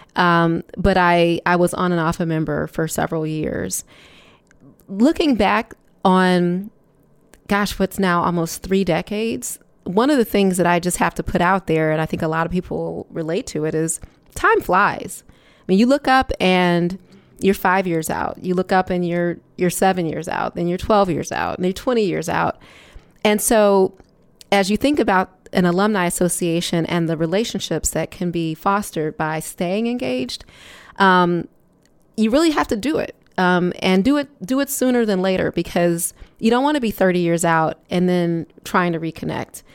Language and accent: English; Detroit, Michigan, United States; moved away as an adult; also born or lived in Chicago; I am from Detroit, Michigan, and, um, returning to Michigan after leaving in nineteen ninety-four